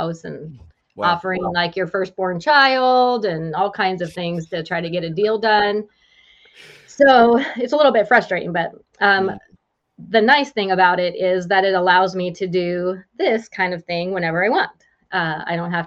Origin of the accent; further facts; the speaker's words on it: West Coast, United States; moved away as an adult; also born or lived in Joplin, Missouri / California; now in Springfield, Illinois, United States; I'm originally from the West Coast and migrated this way for my husband.